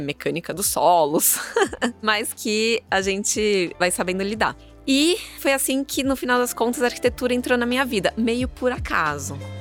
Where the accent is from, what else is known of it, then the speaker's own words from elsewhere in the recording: São Paulo, Brazil; sou nascida em São Paulo